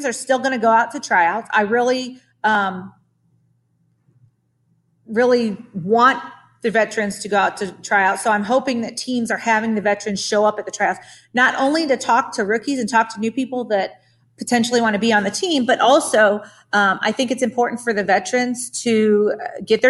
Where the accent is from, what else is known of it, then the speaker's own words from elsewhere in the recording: Ohio, United States; my home state of Ohio